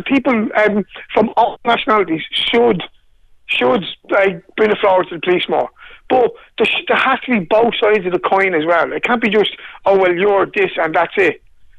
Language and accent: English; Ireland; Like, that's just brushed off because we're Irish. We're supposed to just take it.